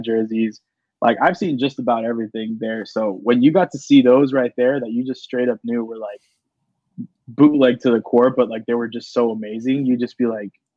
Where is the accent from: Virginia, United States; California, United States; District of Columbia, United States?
California, United States; Los Angeles; I'm from North Hollywood before I even mention Los Angeles